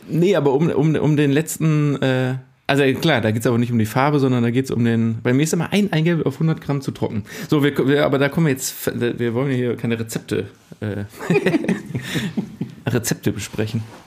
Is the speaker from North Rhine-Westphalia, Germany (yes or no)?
yes; Cologne, North Rhine-Westphalia, Germany; Ich komme aus Köln, aus einer Stadt